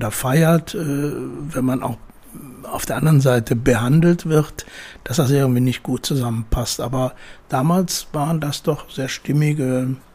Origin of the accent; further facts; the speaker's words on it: Munich, Bavaria, Germany; Ich bin ja in München aufgewachsen